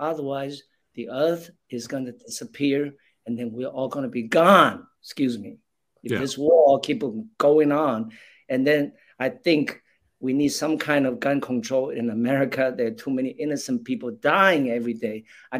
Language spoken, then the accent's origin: English; New York City, New York, United States; also born or lived in New Jersey; I'm actually an East Coast person. I grew up in New York. I went to high school in New Jersey, but I grew up on Manhattan, 80th and York Avenue. So I'm very much a Big Apple guy.